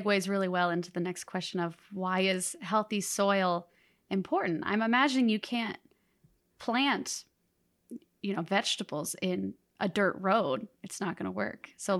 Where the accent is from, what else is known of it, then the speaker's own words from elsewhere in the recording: Midwest, United States; I grew up in the Midwest. I've seen the land be tilled.